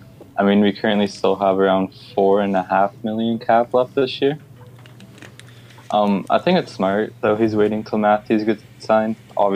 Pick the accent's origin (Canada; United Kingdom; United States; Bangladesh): Canada; Toronto, Ontario; I'm from Toronto, Ontario, so I'm a home-raised Leafs fan.